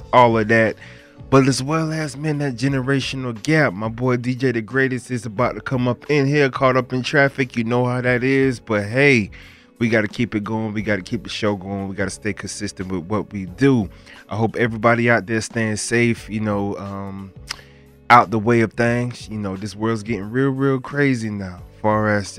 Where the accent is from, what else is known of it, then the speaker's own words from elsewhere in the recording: Broward County, Florida, United States; I'm from Florida. I represent Broward County